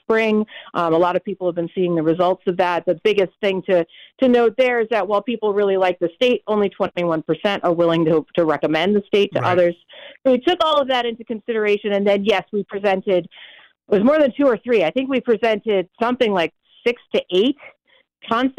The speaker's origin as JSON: {"language": "English", "town": "Hartford", "region": "Connecticut", "country": "United States", "tie": "born or raised there", "also_born_or_lived": "Canton, Connecticut", "said": "I'm Hartford born and raised. I live in Canton now"}